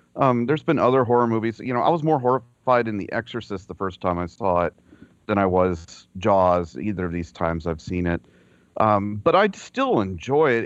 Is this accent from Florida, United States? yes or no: yes; Florida, United States; I grew up in Florida